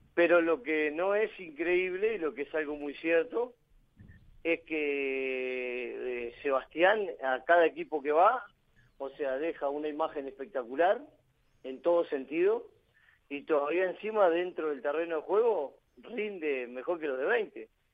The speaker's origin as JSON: {"language": "Spanish", "country": "Uruguay", "also_born_or_lived": "Spain / El Salvador", "moved": "as an adult", "said": "somos uruguayos los dos"}